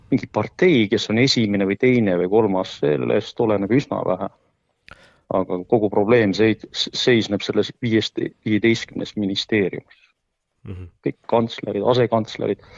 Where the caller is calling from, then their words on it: Pärnu-Jaagupi, Pärnu County, Estonia; Pärnu Jaagupist.